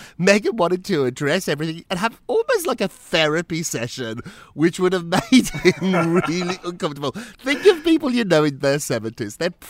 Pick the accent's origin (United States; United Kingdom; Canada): United Kingdom; moved away; I grew up in Britain.